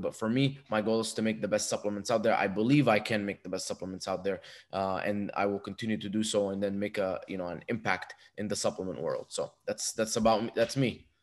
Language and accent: English; Dubai, United Arab Emirates; moved away as an adult; also born or lived in Egypt; now in United States; I was born in Egypt and moved to Dubai when I was two. Grew up there till I was 18. Moved to America to go to college